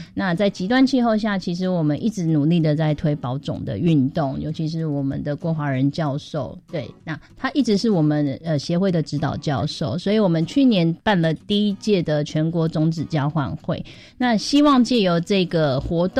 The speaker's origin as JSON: {"language": "Chinese", "country": "Taiwan", "said": "我们台湾自己真的有可能抗抵抗那个极端气候吗？"}